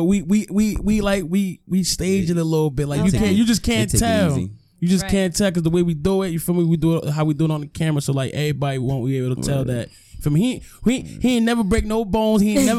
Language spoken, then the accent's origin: English; Irvington, New Jersey, United States; Yes, I'm from Irvington. All right. Irvington, New Jersey, 07111.